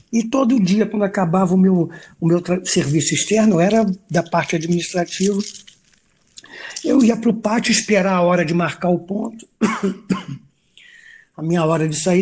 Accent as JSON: {"language": "Portuguese", "country": "Brazil", "said": "eu sou brasileiro"}